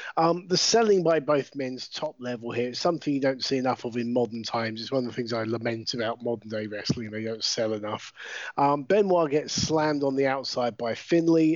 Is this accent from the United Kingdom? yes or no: yes; United Kingdom; I am British wrestling commentator, manager, and general dog's body